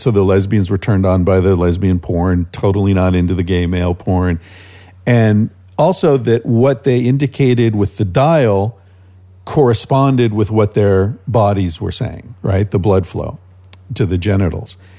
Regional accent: United States; moved away as an adult; also born or lived in Spain; I lived in Spain for 25 years, pretty much my whole adult life. And uh, being back in America

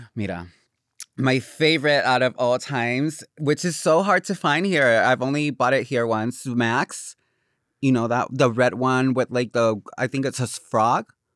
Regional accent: Corozal, Puerto Rico; English is a second language; moved away as an adult; now in Los Angeles, United States; I grew up in Corozal, which is a, a con, um, pueblito in, um, the middle of the mountains

